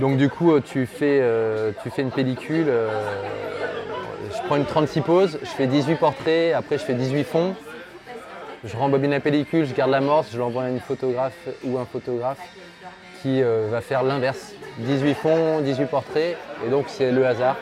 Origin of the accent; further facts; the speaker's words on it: Lyon, Auvergne-Rhône-Alpes, France; je viens d'à côté de Lyon, du coup, je suis originaire de Lyon, je suis resté 27 ans sur Lyon